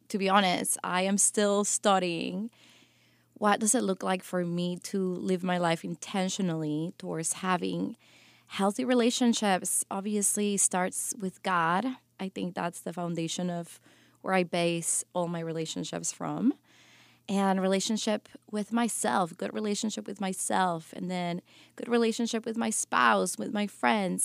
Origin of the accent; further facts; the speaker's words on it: Guatemala; moved away; also born or lived in New York City; growing up in Guatemala really developed who you know I am.